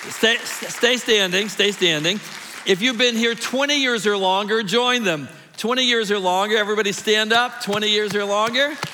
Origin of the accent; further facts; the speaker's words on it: Mississippi, United States; moved away; That's where I was born. I guess I'm the only Mississippi boy, too